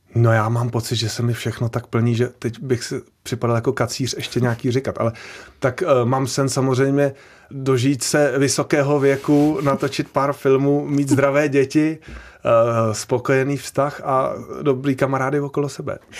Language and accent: Czech; Prague, Czechia; on bydlel s náma v domě, když jsem byl malý ve Strašnicích